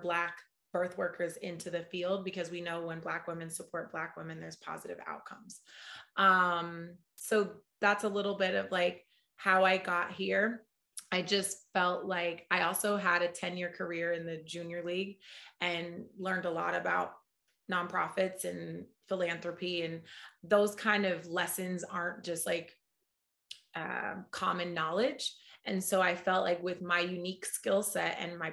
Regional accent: Oakland, California, United States; moved away as an adult; now in New York, United States; I'm a proud Oaklander. I was born and raised in Oakland

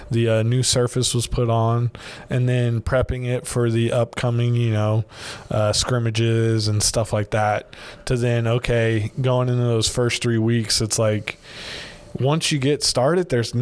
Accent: Virginia, United States; moved away as an adult; now in Baton Rouge, United States; I'm originally from Virginia

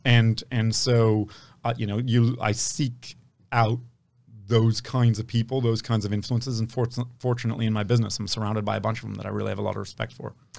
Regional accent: Palo Alto, California, United States; I grew up in Palo Alto at a time when it wasn't what it is today

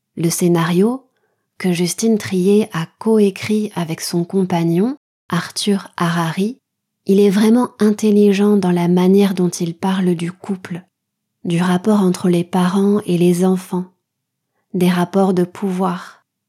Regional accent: France; je suis française, mon mari est taïwanais

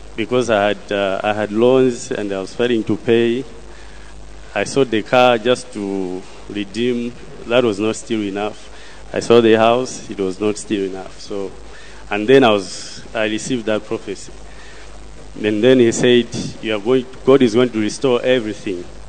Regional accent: Malawi; I come from Malawi

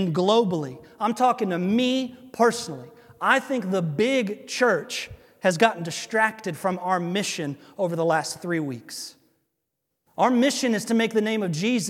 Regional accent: United States; before I'm an American, I'm a Christian

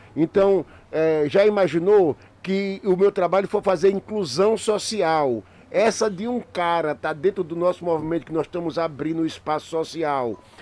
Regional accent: Brazil; Nós somos do Brasil

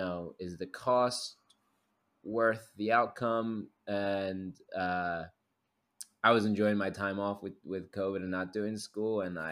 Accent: Philadelphia, Pennsylvania, United States; now in Los Angeles, United States; I'm from Philadelphia initially. I live in Los Angeles.

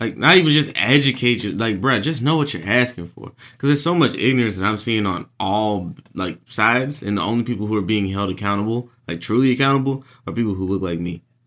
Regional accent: Jacksonville, Texas, United States; moved away as an adult; now in Washington, D.C., United States; I've lived here for a third of my life now

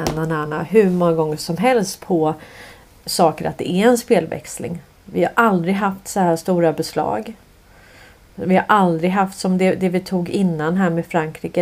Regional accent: Sweden; vi kommer från Sverige

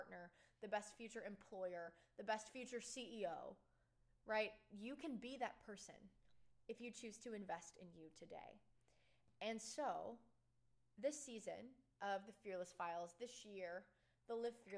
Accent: Texas, United States; moved away as an adult; also born or lived in Oklahoma; I'm from Texas

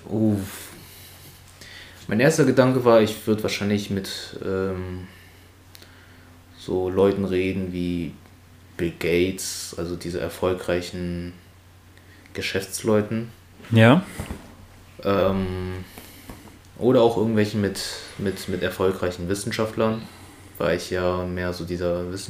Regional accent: China; aus China und ich war äh, nur in China und halt Hongkong.

